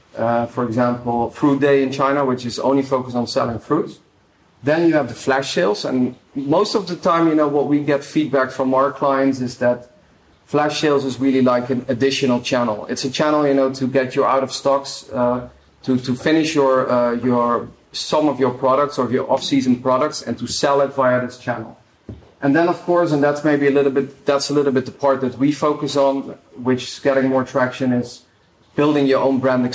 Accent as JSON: {"language": "English", "country": "Netherlands", "said": "I'm from the Netherlands"}